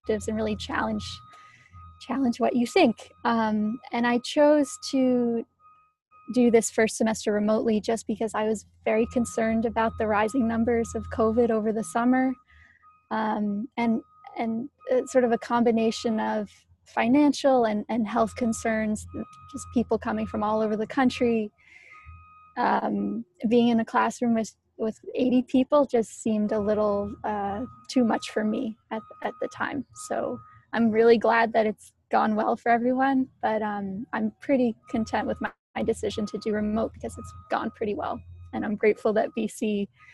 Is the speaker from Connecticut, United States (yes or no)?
no; Metuchen, New Jersey, United States; also born or lived in Montreal, Canada / New York City; I'm from Metuchen, New Jersey, which is proudly in central New Jersey, surrounded by Edison, if you're familiar with the area. I went to college. I went to McGill in Montreal. I have Canadian citizenship, but I am born and bred in New Jersey